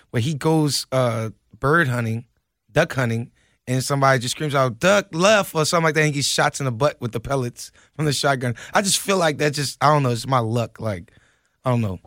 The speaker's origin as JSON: {"language": "English", "town": "New Orleans", "region": "Louisiana", "country": "United States", "also_born_or_lived": "Lafayette, Louisiana", "moved": "yes", "said": "I'm from New Orleans, but I spent the, I spent ten years"}